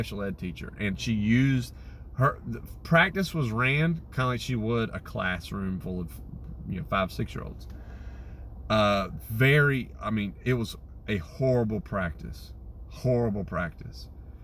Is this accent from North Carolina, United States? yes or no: yes; Winterville, North Carolina, United States; also born or lived in Greenville; I grew up in Winterville playing baseball. That's where I grew up playing.